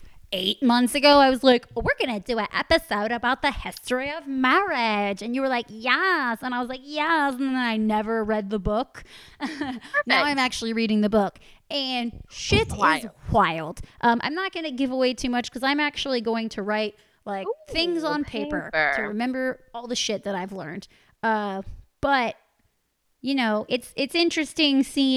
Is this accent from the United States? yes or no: yes; United States; I'm American